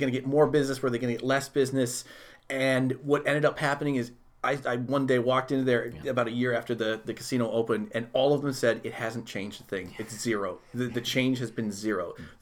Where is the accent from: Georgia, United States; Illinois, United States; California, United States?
Illinois, United States; Chicago; I'm a I was from Chicago. Mm. Chicago, I was born there.